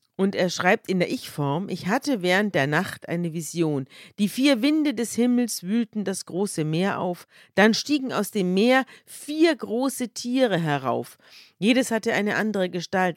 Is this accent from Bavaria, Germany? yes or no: yes; Bavaria, Germany; wir sind ja beide aus Bayern